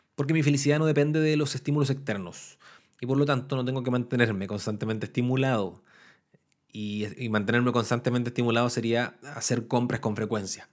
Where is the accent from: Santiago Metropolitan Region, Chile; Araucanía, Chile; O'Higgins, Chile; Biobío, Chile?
Araucanía, Chile; Temuco; now in Valparaíso, Chile; Temuco, que es la ciudad al sur de Chile de donde yo soy nativo, donde soy natal